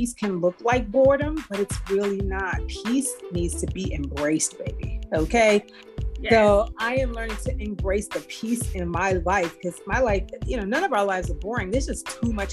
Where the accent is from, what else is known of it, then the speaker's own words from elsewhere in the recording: New York City, New York, United States; we're also from New York. I grew up in the Bronx